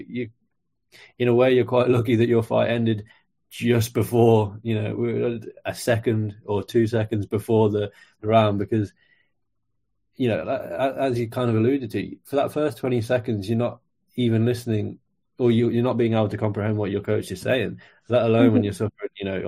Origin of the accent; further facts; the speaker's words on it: Mexico; I'm from Mexico, he's from Brazil. It's a nation versus nation thing.